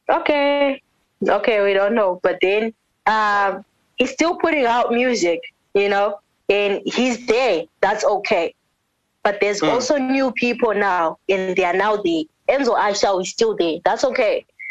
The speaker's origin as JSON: {"language": "English", "country": "South Africa", "tie": "born or raised there", "also_born_or_lived": "Bulawayo, Zimbabwe", "first_language": "Ndebele", "second_language": "English", "moved": "yes", "lives_now": "Zimbabwe", "said": "I was born in South Africa, but it's not like I've always like told everyone. But y'all know the reason why I sing like this is because I was raised in South Africa"}